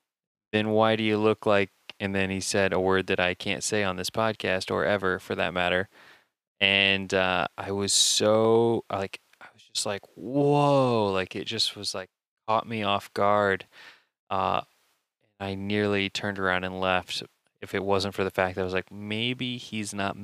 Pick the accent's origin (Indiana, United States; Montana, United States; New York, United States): Indiana, United States; I'm from Indiana, Steve.